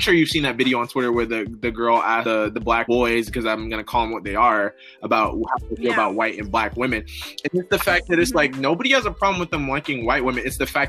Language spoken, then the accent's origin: English; Illinois, United States; born there; No, actually, I was born in Illinois, so not really.